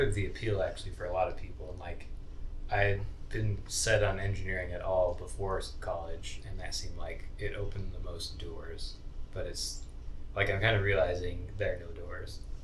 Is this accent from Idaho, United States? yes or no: yes; Idaho, United States; moved away as an adult; I moved here from Idaho. I went to high school in Idaho.